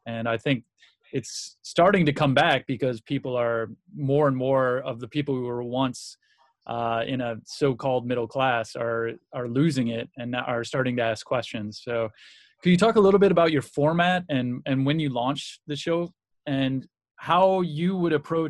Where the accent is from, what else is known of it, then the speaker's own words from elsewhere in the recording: United States; Growing up in the United States, growing up in the Reagan arena, as I like to call it